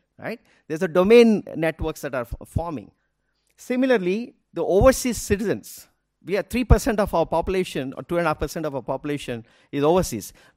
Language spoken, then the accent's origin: English; India; now in Singapore